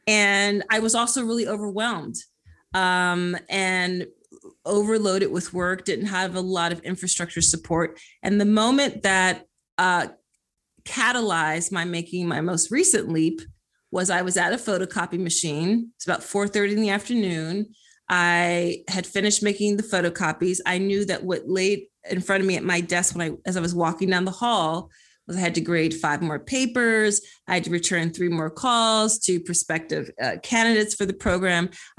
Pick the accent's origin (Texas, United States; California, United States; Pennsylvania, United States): Pennsylvania, United States; Philadelphia; I am from Philly.